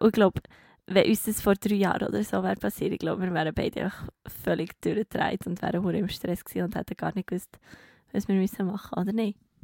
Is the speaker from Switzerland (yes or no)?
yes; Bern, Switzerland; als Bernerin